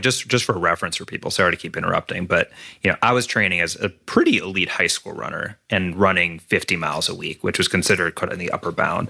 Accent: Minnesota, United States; I grew up in Minnesota

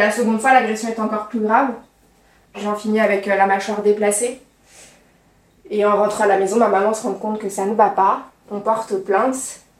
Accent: Charbonnières-les-Bains, Auvergne-Rhône-Alpes, France; je viens de Lyon, un petit village à côté de Lyon qui s'appelle Charbonnières-les-Bains.

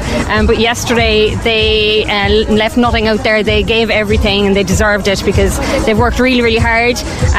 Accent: Ballincollig, Munster, Ireland; I'm from Ballincollig

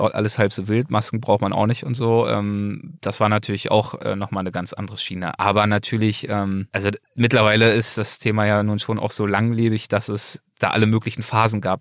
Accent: Berlin, Germany; moved away as an adult; now in Los Angeles, United States; Berlin ist mein Geburtsort. Berlin ist der Ort, an dem ich aufgewachsen bin

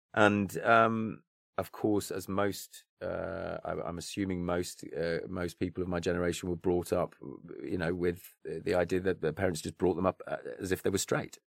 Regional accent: near Stratford-upon-Avon, Warwickshire, West Midlands, United Kingdom; grew up, uh, near Stratford upon Avon, um, and, uh, so in, in, in the West Midlands, Warwickshire, Shakespeare's County

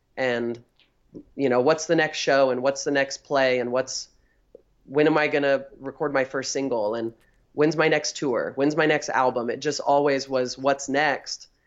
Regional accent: Northern California, United States; I'm from Northern California

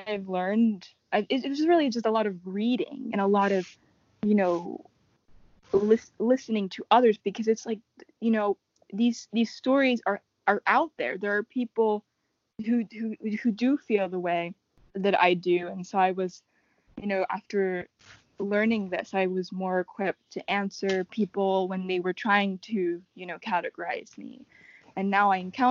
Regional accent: United States; I was born here. My family is from the Dominican Republic.

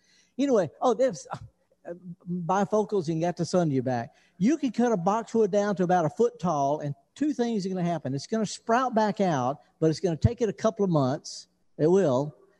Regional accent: United States; And they won't let me in because I'm from America and the passport says I got COVID.

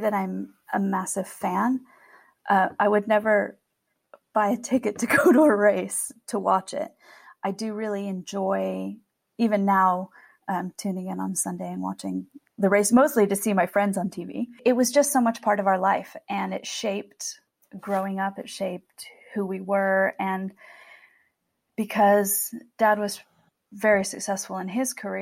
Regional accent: California, United States; moved away as an adult; also born or lived in Europe; we are from California. In fact, we come from a long line of farmers here in Ventura County in California.

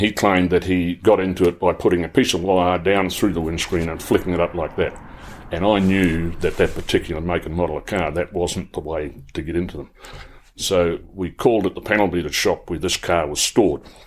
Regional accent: Paeroa, Waikato, New Zealand; I was born and bred in Pyrrhus. I knew the area well.

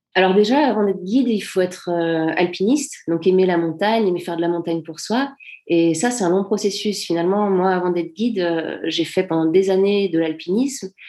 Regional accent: Servoz, Auvergne-Rhône-Alpes, France; j'ai pas grandi à Chamonix même, j'ai grandi à Servoz, donc c'est un petit village qui a à 10 minutes de Chamonix

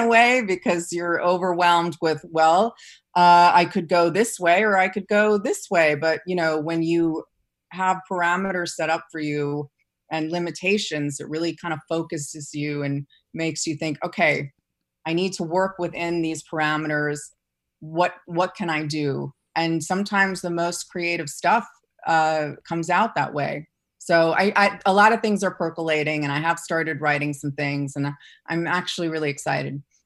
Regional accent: New York City, New York, United States; I grew up in New York City

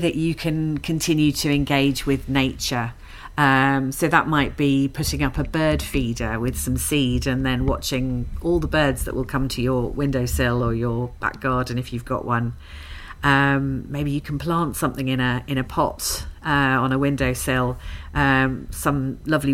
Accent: London, United Kingdom; moved away as an adult; now in Glasgow, United Kingdom; I'm actually a Londoner, as you can probably tell from my accent. And I've lived in Glasgow for a decade now

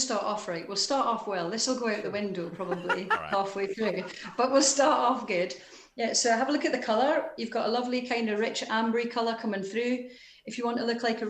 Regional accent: Newcastle upon Tyne, North East England, United Kingdom; now in Edinburgh, United Kingdom; I was born in Newcastle

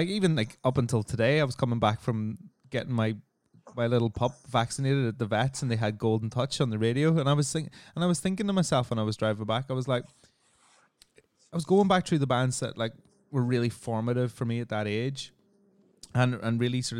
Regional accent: Northern Ireland, United Kingdom; Maybe because we're Northern Irish

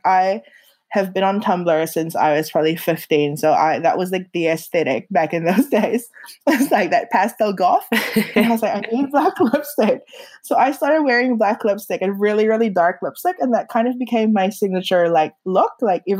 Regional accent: Philippines; now in New Zealand; when people ask me where I'm from, I grew up in the Philippines, but I really feel like New Zealand is home because it's where I grew up in that sense, where I grew into myself.

